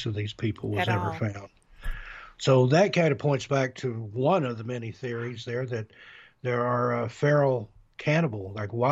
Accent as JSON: {"language": "English", "town": "Knoxville", "region": "Tennessee", "country": "United States", "tie": "born or raised there", "also_born_or_lived": "Las Vegas, Nevada", "moved": "as an adult", "said": "I grew up in East Tennessee, Knoxville, Oak Ridge area"}